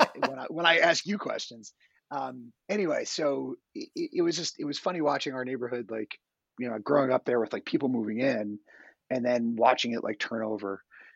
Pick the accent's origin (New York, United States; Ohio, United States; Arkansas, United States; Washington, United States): New York, United States; Spring Valley; also born or lived in Bronx, New York / Suffern, New York; I grew up in Spring Valley. And we moved to Suffern when I was going into high school.